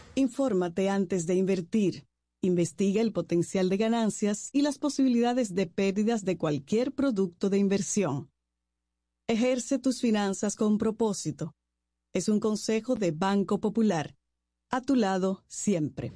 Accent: Dominican Republic; now in Santo Domingo, Dominican Republic; Santo Domingo, no viví aquí, pero en mi pueblo yo pequeña era

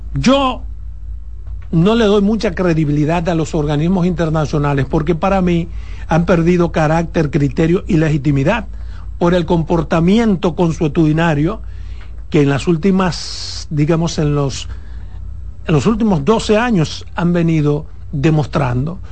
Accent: Dominican Republic

